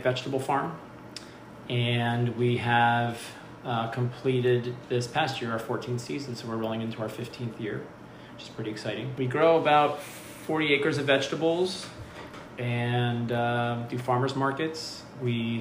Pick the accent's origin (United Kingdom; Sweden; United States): United States; Bethlehem, Pennsylvania; Eastern Pennsylvania, Bethlehem. And so I grew up in suburbia.